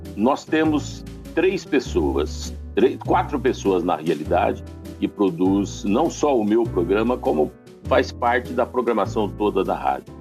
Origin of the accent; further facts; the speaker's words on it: northern Paraná, Brazil; lá no norte do Paraná, novinho, operador de som